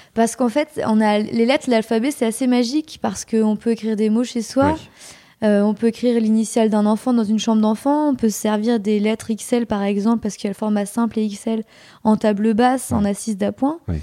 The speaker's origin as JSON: {"language": "French", "region": "Normandy", "country": "France", "tie": "born or raised there", "moved": "yes", "said": "je suis originaire de Normandie"}